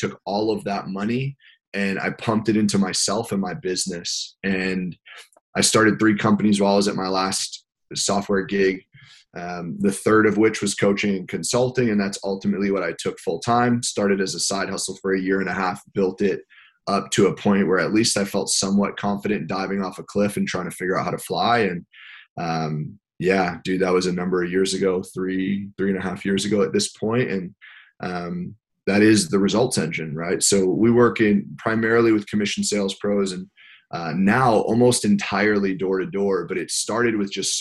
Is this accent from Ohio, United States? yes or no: no; Westchester County, New York, United States; I grew up in Westchester County in New York, about an hour above the city. Born and raised, live here now as well